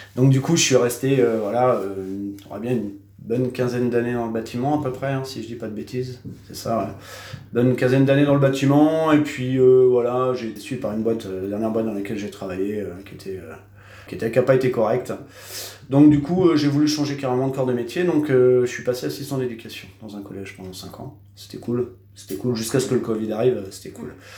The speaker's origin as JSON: {"language": "French", "town": "Cherbourg", "region": "Normandy", "country": "France", "tie": "born or raised there", "also_born_or_lived": "Réunion", "said": "je suis né à Cherbourg, j'ai vécu euh, toute ma vie, euh, enfin quasiment toute ma vie à Cherbourg."}